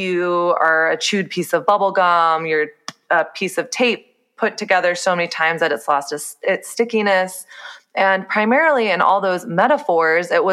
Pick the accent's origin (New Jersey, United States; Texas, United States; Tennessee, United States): Texas, United States; So I grew up in the South. I grew up in Texas